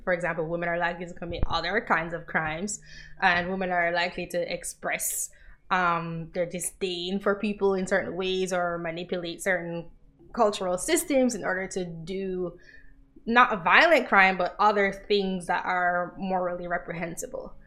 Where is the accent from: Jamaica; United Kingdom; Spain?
Jamaica; I'm from Jamaica